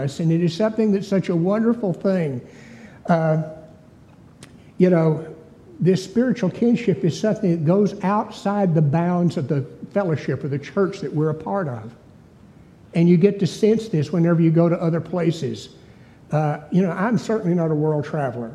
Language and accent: English; East Texas, United States; I was a hick from East Texas